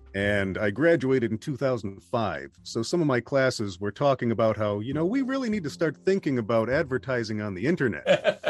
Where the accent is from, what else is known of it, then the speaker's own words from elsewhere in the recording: southeast Wisconsin, United States; also born or lived in Milwaukee, Wisconsin; I have been living in Wisconsin my entire life. I was born in Milwaukee, and uh, probably lived in eight different locations following my dad's job, but always somewhere in usually southeast Wisconsin